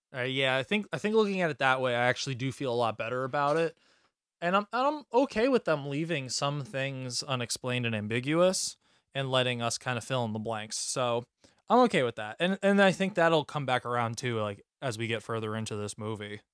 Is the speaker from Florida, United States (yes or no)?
no; New York, United States; I'm from New York